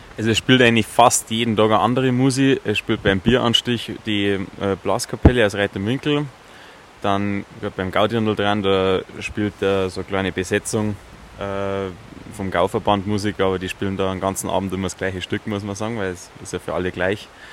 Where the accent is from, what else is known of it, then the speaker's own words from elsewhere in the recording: Chiemgau, Bavaria, Germany; bei uns im Chiemgau